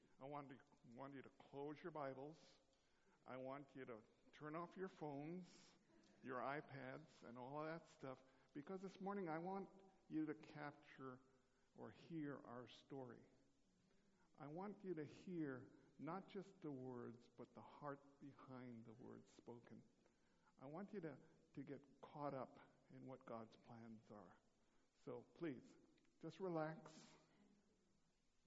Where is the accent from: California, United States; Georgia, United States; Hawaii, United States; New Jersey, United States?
Hawaii, United States; Honolulu; I grew up in Honolulu.